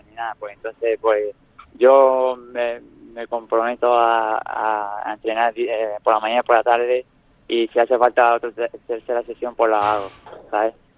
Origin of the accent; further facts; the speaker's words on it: Nerja, Andalusia, Spain; en Nerja, mi pueblo